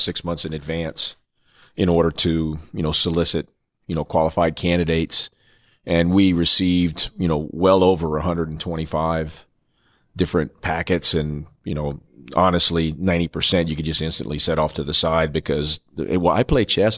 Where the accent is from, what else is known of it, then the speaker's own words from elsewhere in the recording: Norfolk, Virginia, United States; my hometown in Norfolk, Virginia